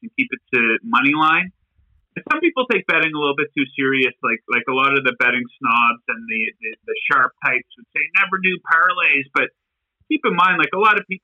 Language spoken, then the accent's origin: English; New Brunswick, Canada; I grew up in New Brunswick